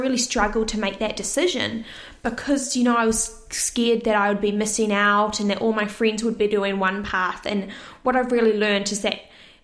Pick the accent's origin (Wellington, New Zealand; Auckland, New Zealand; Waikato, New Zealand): Auckland, New Zealand; Orewa; also born or lived in Cyprus; I live in Orewa, but I've actually originally moved from Cyprus, where I was born as a baby, and moved to New Zealand when I was young